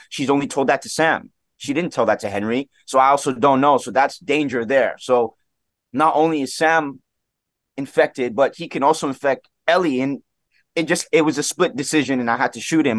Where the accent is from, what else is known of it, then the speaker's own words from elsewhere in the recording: Toronto, Ontario, Canada; Scarborough, which is where I was, I was born and raised here in Toronto